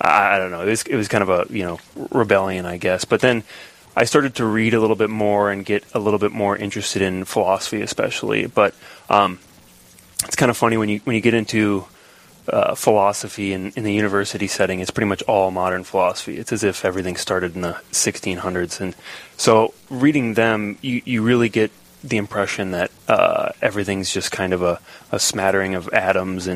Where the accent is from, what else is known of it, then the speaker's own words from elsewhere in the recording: St. Anthony, Minnesota, United States; also born or lived in St. Paul, Minnesota / Eau Claire, Wisconsin; now in Rochester, United States; I was born in St. Paul. I lived in Eau Claire, Wisconsin for a few years, and then I think the longest in St. Anthony, Minnesota, so just outside of Northeast